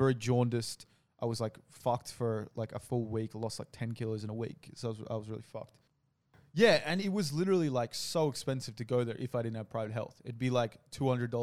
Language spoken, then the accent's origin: English; Australia